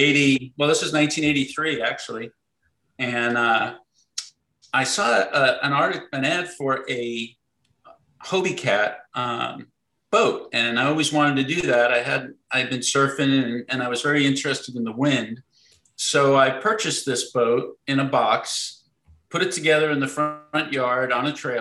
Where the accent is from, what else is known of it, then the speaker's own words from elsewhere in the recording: Sarasota, Florida, United States; I grew up in Sarasota, Florida